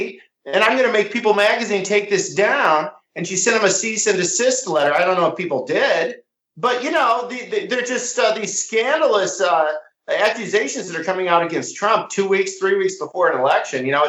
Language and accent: English; Iowa, United States; moved away as an adult; now in St. Louis, United States; I live in the Midwest. I'm in St. Louis now. I grew up in Iowa.